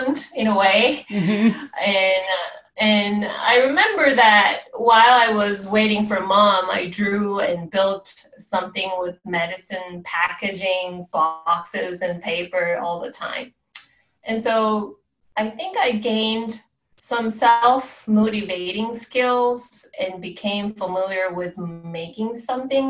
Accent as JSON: {"language": "English", "region": "Seoul", "country": "South Korea", "tie": "born or raised there", "moved": "yes", "lives_now": "Athens, United States", "said": "I was born and grew up in Seoul, South Korea, and now I'm living in Athens, Georgia."}